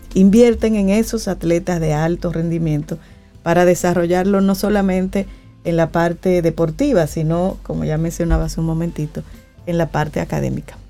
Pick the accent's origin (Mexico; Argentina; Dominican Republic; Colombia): Dominican Republic; Fantino, Sánchez Ramírez; also born or lived in La Vega; yo me crié en un municipio de Cotuí que se llama Fantino y le dicen la piña. Yo, soy, yo me crié de ahí. Nací en La Vega